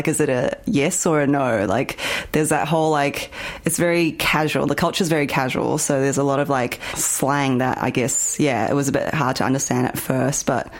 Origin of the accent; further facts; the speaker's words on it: Auckland, New Zealand; moved away as an adult; also born or lived in China; now in Melbourne, Australia; Hi, I'm …. I was born in China, and I moved to New Zealand when I was 8. I grew up in Auckland and moved to Melbourne when I was 21.